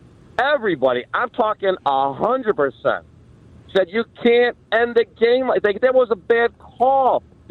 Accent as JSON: {"language": "English", "town": "Chicago", "region": "Illinois", "country": "United States", "said": "I'm from Chicago"}